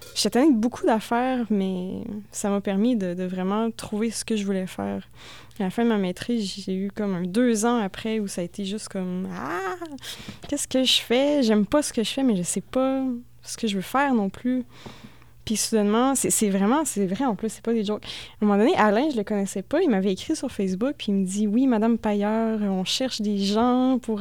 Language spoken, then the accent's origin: French; Thetford Mines, Quebec, Canada; moved away; also born or lived in Drummondville; je viens de Tedford Mines